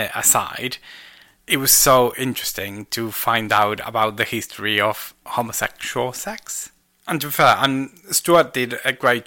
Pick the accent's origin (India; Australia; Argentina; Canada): Argentina; English is a second language; moved away; I call myself Argentinian, so I think it might be both. To be fair, English is not my first language